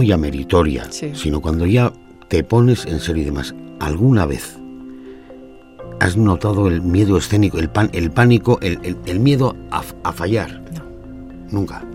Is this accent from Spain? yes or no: yes; Bilbao, Basque Country, Spain; yo soy de Sanducho Bilbao